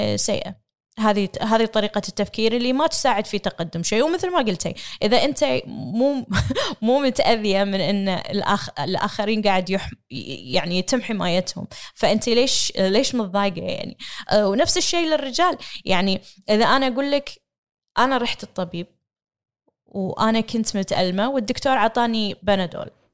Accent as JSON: {"language": "Arabic", "country": "Kuwait", "said": "امرأة كويتية أحمل الجنسية الكويتية"}